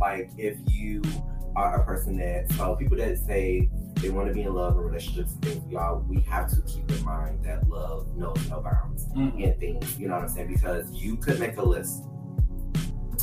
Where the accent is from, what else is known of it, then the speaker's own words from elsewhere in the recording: Detroit, Michigan, United States; moved away as an adult; also born or lived in Providence, Rhode Island; my background, where I came from, growing up in Detroit